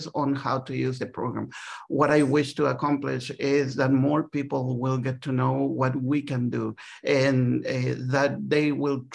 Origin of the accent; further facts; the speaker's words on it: Santiago, Santiago Metropolitan, Chile; moved away as an adult; also born or lived in Dallas / Washington; now in United States; I'm originally from Santiago, Chile. I came to the United States as a lay missionary.